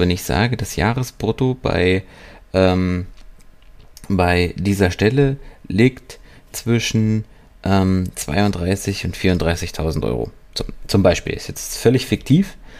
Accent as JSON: {"language": "German", "country": "Germany", "said": "hier bei uns in Deutschland"}